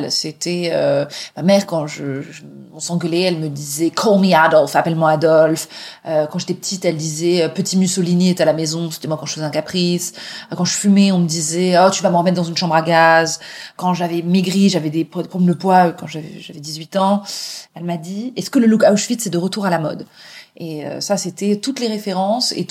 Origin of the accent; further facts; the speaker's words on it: England, United Kingdom; parle ni yiddish ni hébreu convenablement, et j'ai grandi en Angleterre euh, à moitié, et c'est plein d'autres parcours qui sont passés par là